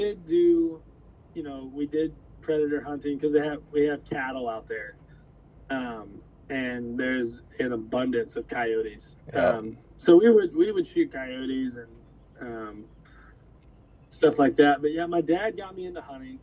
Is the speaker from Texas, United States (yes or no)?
yes; Kerrville, Texas, United States; I grew up in Kerrville, Texas with my mother and my sister